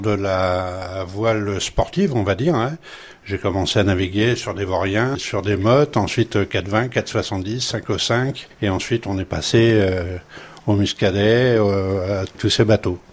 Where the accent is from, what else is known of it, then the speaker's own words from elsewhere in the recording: Brittany, France; moved away as an adult; also born or lived in Basque Country; now in Hendaye, France; Je suis né en Bretagne, j'ai grandi en Bretagne, j'ai travaillé dans toute la France et j'ai fini mon parcours euh, ici euh, comme jeune retraité au Pays Basque.